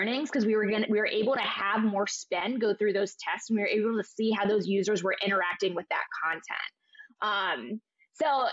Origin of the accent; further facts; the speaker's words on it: Ohio, United States; moved away; I'm from Ohio originally